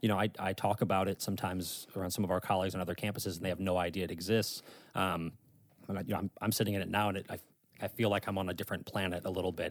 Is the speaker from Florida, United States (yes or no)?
no; St. Louis, Missouri, United States; moved away as an adult; now in Northern Virginia, United States; I'm actually from the Midwest. I'm from Saint Louis, Missouri